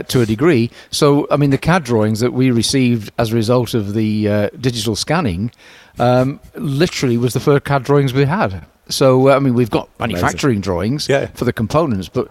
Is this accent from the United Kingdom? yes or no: yes; Stockport, North West England, United Kingdom; I come from Stockport, I was born not far from here